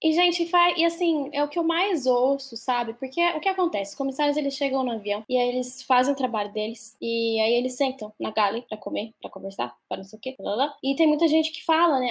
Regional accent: Salto, São Paulo, Brazil; moved away; eu que saí lá de Salto, que é uma cidadezinha do interior de São Paulo.

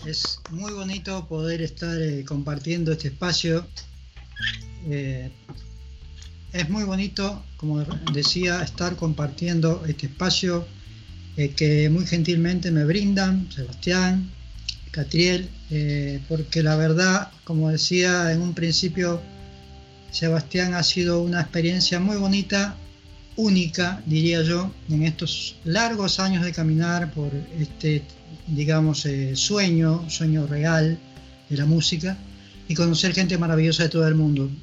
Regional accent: Peru; moved away as an adult; also born or lived in Lima, Peru / Europe; now in Uruguay

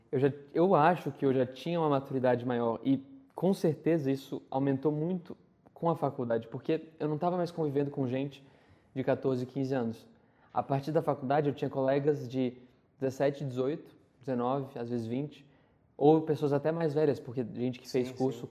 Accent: Brasília, Federal District, Brazil; rede pública do DF, onde eu nasci, eu nasci em Brasília

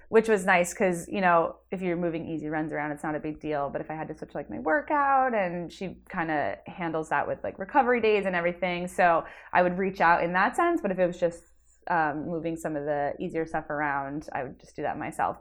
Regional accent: Jersey Shore, New Jersey, United States; I am from New Jersey, originally the Jersey Shore area. Now I live in North Jersey

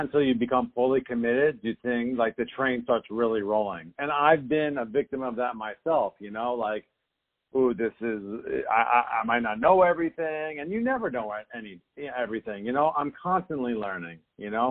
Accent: New Jersey, United States; moved away as an adult; also born or lived in Boston; now in Southern California, United States; Growing up in New Jersey, I would detail cars during the summer and shovel snow during the winter

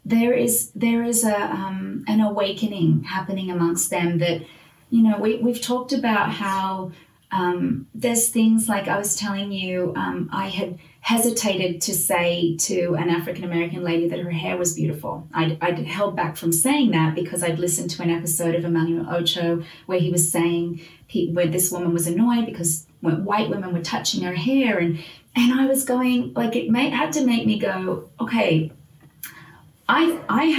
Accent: Australia; now in United States; as an Australian white mom. Like, I didn't grow up here

